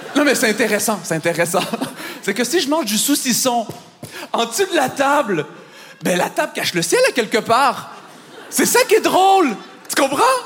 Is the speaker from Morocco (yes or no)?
no; Montreal, Quebec, Canada; je viens de Montréal